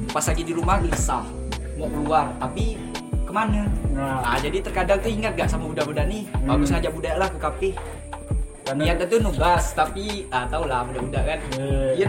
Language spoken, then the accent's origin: Indonesian; Nanga Pinoh, West Kalimantan, Indonesia; now in Pontianak, Indonesia; aku dari Melawi ya tempatnya tuh di Nangapino di kota bukan di kampung